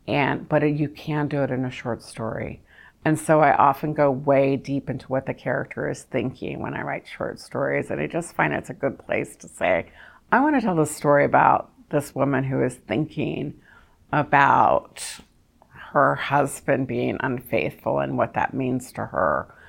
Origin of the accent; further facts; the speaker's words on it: the South, United States; which I was really excited about doing that movie because I'm from the South